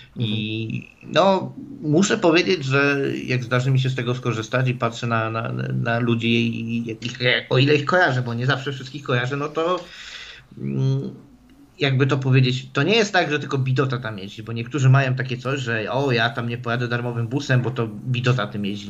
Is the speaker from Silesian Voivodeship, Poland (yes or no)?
yes; Silesian Voivodeship, Poland; moved away; u mnie na Śląsku